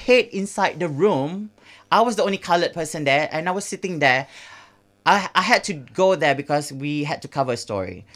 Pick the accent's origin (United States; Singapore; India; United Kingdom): Singapore; moved away; back in Singapore